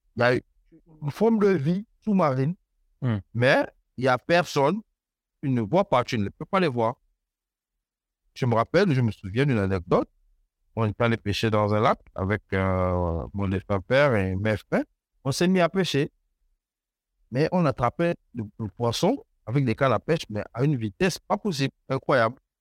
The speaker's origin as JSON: {"language": "French", "area": "banks of the Ogooué, near Port-Gentil", "region": "Ogooué-Maritime", "country": "Gabon", "tie": "born or raised there", "said": "je suis né, enfin, j'ai grandi sur les rives de l'Ogoué"}